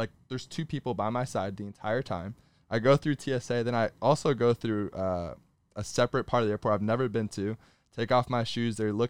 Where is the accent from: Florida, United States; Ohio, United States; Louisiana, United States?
Florida, United States; I'm a U.S. citizen. Yeah. I was born in Florida.